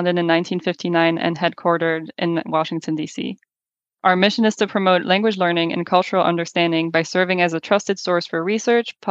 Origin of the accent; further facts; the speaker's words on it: France; moved away as an adult; also born or lived in United Kingdom; now in United States; I grew up in France with a French mother and an American father